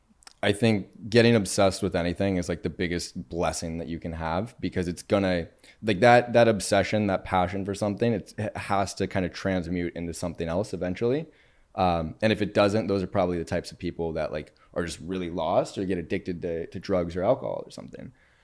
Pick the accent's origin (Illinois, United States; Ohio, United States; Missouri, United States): Ohio, United States; Cincinnati; I'm from Cincinnati.